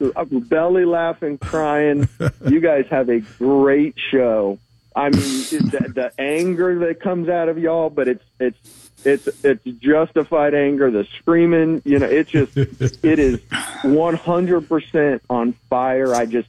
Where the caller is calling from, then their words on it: Brevard County, Florida, United States; I'm calling from Brevard County.